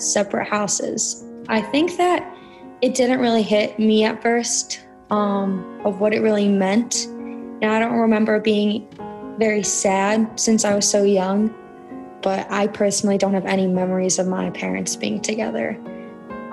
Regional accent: Cleveland, Ohio, United States; I'm from Cleveland, Ohio

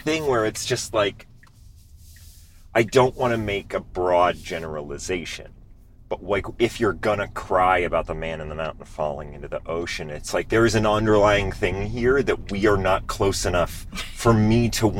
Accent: Maine, United States; moved away; I grew up in Maine

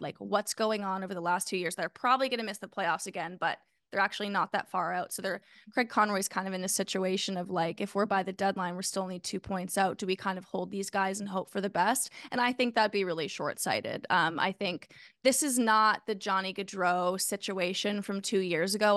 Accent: Canada; As a Canadian

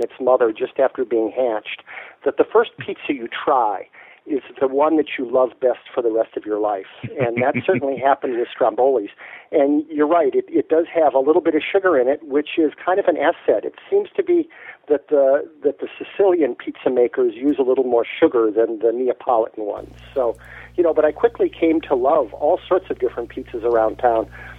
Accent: Chicago, Illinois, United States; also born or lived in Michigan / Minneapolis / Dallas; now in New York, United States; I was born in Michigan, grew up in Chicago and Minneapolis, went to high school in Dallas, college in Texas, and grad school in Wisconsin.

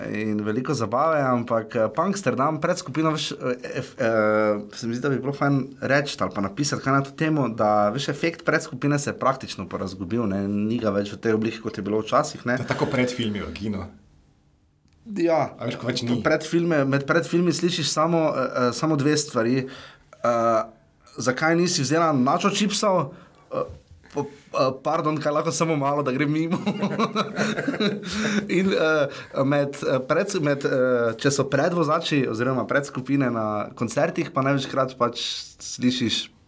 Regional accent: Slovenia; nekaj včasih smo mi iz Slovenije gledali.

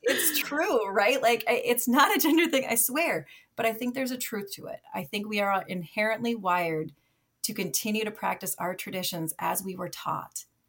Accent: Minnesota, United States; moved away as an adult; also born or lived in Michigan; it was my home state

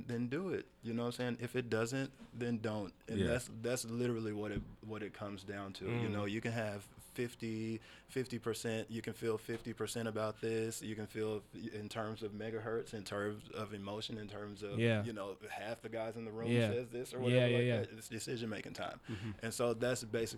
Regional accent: United States; as an American

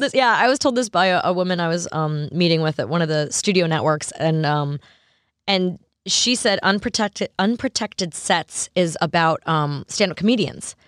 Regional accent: Long Island and Manhattan, New York, United States; moved away as an adult; also born or lived in Los Angeles; now in Nashville, United States; I grew up in New York on Long Island and Manhattan, and then moved to L A when I was twenty

